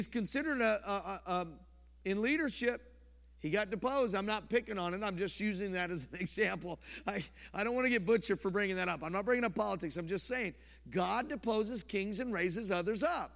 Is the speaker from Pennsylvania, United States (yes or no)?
no; about 15 minutes from Boulder, Colorado, United States; moved away; I'm from Colorado. I grew up about 15 minutes from Boulder